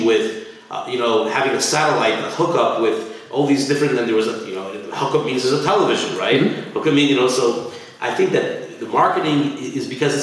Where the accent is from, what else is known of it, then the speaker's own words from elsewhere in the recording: Los Angeles, California, United States; now in Montreal, Canada; I grew up in Los Angeles, California